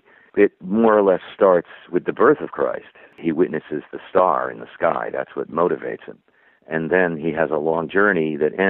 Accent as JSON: {"language": "English", "region": "Connecticut", "country": "United States", "tie": "born or raised there", "said": "I actually grew up, I was raised a Catholic in Connecticut"}